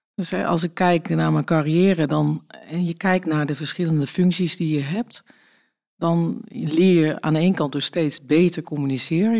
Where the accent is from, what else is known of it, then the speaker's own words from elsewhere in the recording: Friesland, Netherlands; also born or lived in Deventer; now in Wassenaar, Netherlands; opgegroeid in Friesland